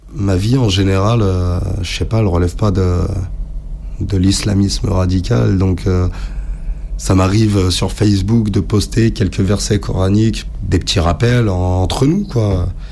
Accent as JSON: {"language": "French", "country": "France", "tie": "born or raised there", "said": "je suis né en France"}